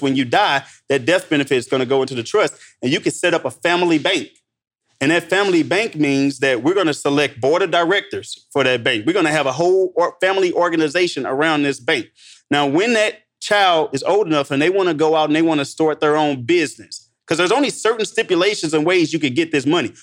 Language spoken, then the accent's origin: English; St. Louis, Missouri, United States; I'm from Saint Louis